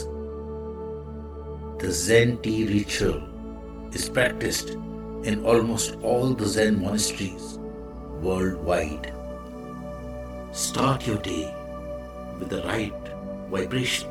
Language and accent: English; India; the Indian monk